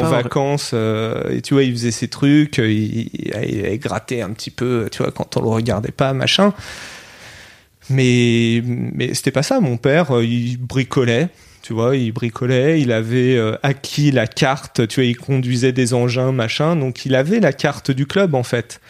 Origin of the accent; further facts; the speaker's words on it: France; mon pays, la France, c'est là où j'ai grandi